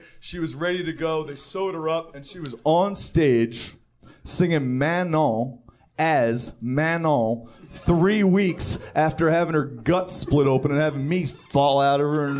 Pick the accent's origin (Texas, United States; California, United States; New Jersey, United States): New Jersey, United States; Paramus; also born or lived in Manhattan, United States; I'm from Paramus, New Jersey, baby.